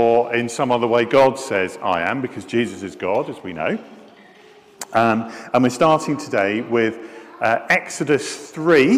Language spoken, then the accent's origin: English; Scotland, United Kingdom; I am Scottish